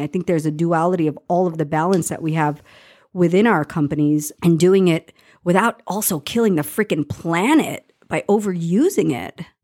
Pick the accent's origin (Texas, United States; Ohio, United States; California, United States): California, United States; Los Angeles; I grew up in Los Angeles